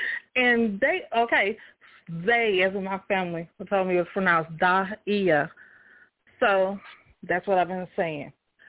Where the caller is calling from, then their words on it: Montgomery, Alabama, United States; I'm calling from Montgomery, Alabama.